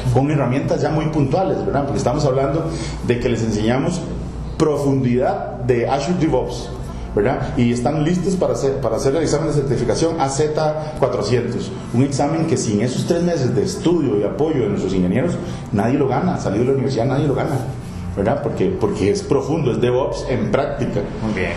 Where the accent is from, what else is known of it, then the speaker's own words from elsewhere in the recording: Costa Rica; also born or lived in Spain; uno deja de pensar como costarricense